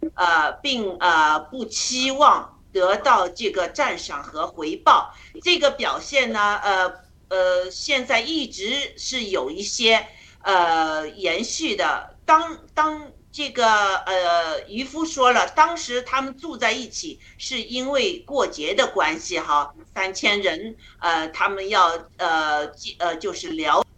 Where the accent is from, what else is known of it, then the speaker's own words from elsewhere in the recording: China; moved away; 我们中国人出来这么多